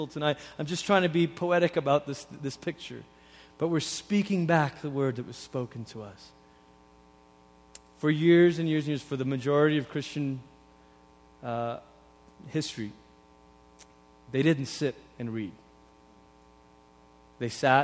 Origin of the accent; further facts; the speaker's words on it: Portland, Oregon, United States; also born or lived in Malaysia; When I was 10, we moved from Malaysia to Portland, Oregon.